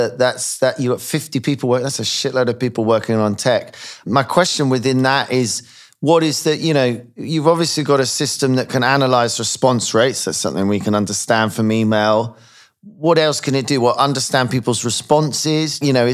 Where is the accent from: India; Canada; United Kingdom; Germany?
United Kingdom; as a British person